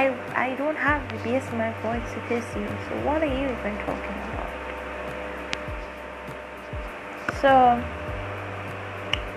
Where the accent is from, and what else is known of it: Trinidad & Tobago